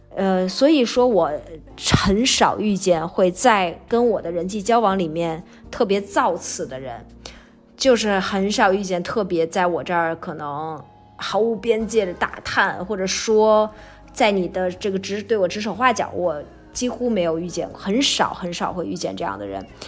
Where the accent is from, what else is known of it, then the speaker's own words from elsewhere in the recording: Beijing, China; also born or lived in Shanghai; 我上大学毕业回来以后，回了北京，我开始工作，我就开始出去租房子，我就从家里面搬出去了